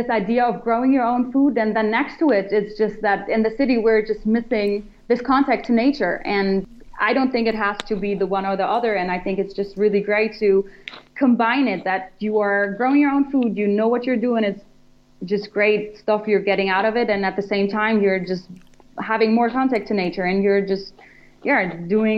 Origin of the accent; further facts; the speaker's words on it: Germany; moved away; I'm from Germany, and we founded the company here